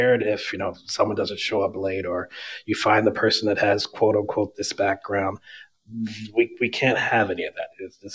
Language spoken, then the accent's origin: English; Burlington, New Jersey, United States; moved away as an adult; also born or lived in Westchester County, New York; now in New York, United States; I grew up in Burlington, New Jersey, southern New Jersey, right outside of Philadelphia